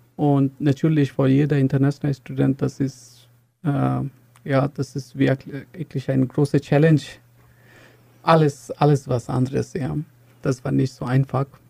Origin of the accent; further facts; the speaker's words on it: Bangladesh; German is a second language; moved away as an adult; now in Chemnitz, Germany; ich komme aus Bangladesch und äh, ich bin schon in Chemnitz seit lange, schon fast acht Jahre.